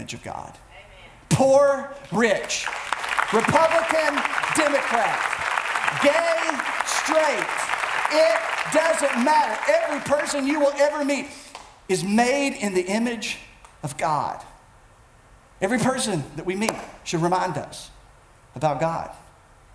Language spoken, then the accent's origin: English; United States; I as an American